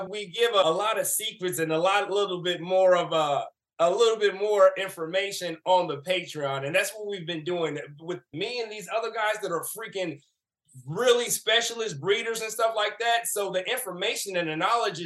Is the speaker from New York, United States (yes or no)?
no; St. Louis, Missouri, United States; I grew up in St. Louis, Missouri